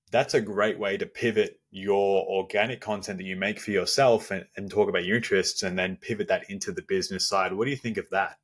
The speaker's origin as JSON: {"language": "English", "town": "Melbourne", "region": "Victoria", "country": "Australia", "said": "I'm from down under around Melbourne in Australia"}